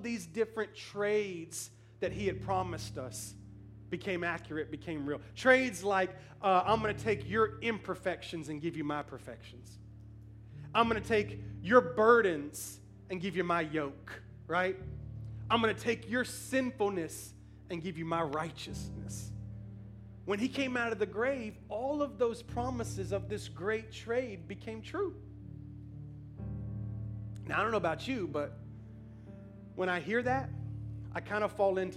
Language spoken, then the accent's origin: English; Memphis, Tennessee, United States; I was born and raised in Memphis